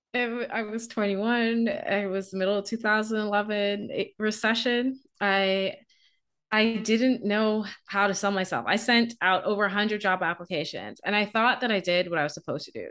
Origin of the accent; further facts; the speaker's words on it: Bahamas; moved away as an adult; also born or lived in Canada; I'm from the Bahamas.